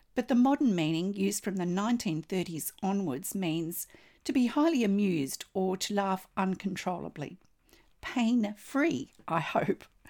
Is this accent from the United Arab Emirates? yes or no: no; Australia; I'm an Australian textile artist